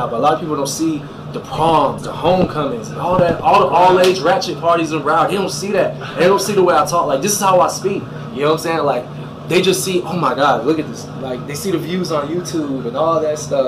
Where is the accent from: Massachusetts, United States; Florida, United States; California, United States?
Florida, United States; Fort Lauderdale; I'm from Lauderdale. Like, I'm thoroughbred Lauderdale